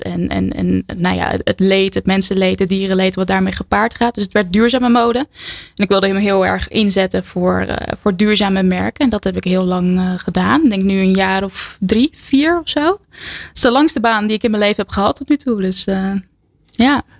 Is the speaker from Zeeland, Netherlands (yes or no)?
no; Harmelen, Utrecht, Netherlands; In Harmelen, een heel klein dorpje in het groene hart